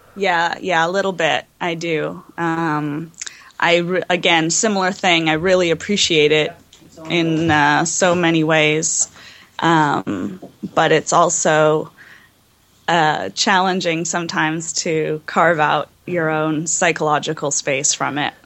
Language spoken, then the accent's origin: English; Los Angeles, California, United States; I grew up in Los Angeles